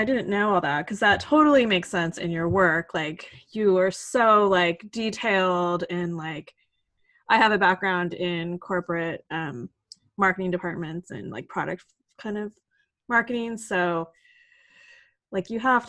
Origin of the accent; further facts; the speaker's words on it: California, United States; Like, I grew up in Orange County, like track house develop.